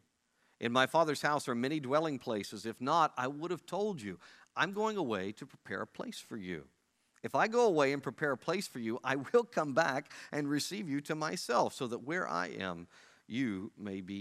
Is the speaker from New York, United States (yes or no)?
no; Oklahoma, United States; moved away; I'm from Oklahoma where Johnny Bench is from